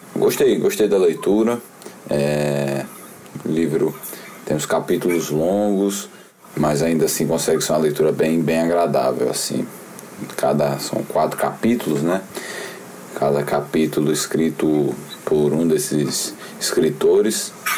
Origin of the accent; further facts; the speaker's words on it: Recife, Pernambuco, Brazil; eu Sou de Recife